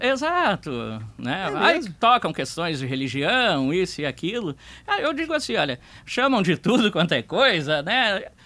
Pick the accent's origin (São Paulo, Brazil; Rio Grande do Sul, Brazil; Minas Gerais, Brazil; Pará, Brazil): Rio Grande do Sul, Brazil; Porto Alegre; Eu sempre fui criado em vila. Eu fui criado em vila aqui no Partenon, Colina